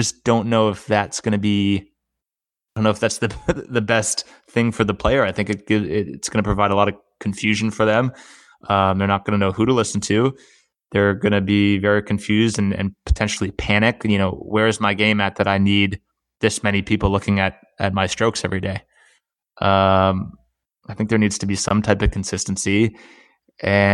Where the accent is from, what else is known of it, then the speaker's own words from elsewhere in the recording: Erie, Pennsylvania, United States; moved away; growing up in Erie, Pennsylvania, and it probably was a detriment to me when I moved down here.